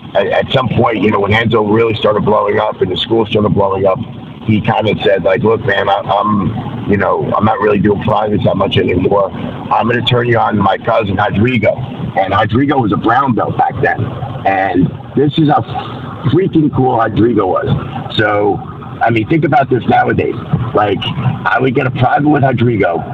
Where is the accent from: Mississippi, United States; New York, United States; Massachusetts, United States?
New York, United States; moved away as an adult; also born or lived in Torrance, California; I'm a New Yorker, born and raised